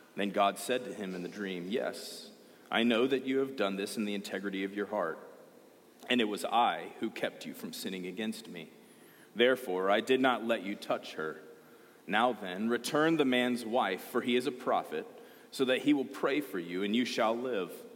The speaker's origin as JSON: {"language": "English", "region": "Georgia", "country": "United States", "said": "I'm from Georgia."}